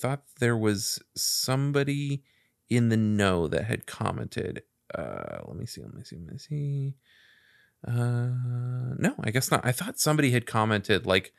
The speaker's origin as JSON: {"language": "English", "country": "Mexico", "tie": "born or raised there", "moved": "yes", "said": "I used to live in my hometown in Mexico back then."}